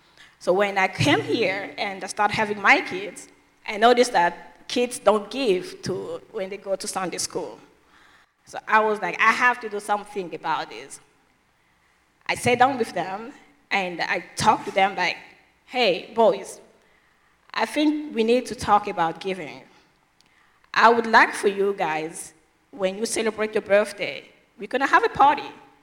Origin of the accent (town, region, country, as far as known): DR Congo; English is a second language